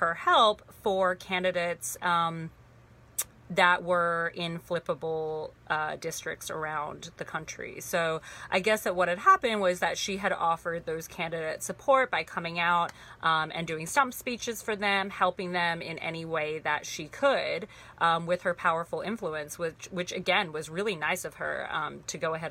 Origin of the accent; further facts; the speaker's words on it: Sydney, New South Wales, Australia; moved away; also born or lived in Torrance, California, United States; I was born in Los Angeles in Torrance, California, but I grew up most of my life in Sydney, Australia. Not in the city, but actually pretty far out, but I grew up in Australia.